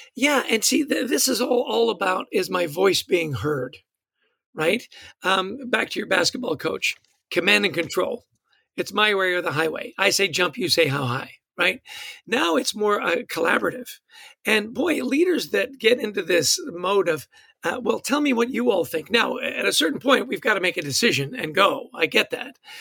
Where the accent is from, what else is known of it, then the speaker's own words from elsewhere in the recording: Canada; I'm Canadian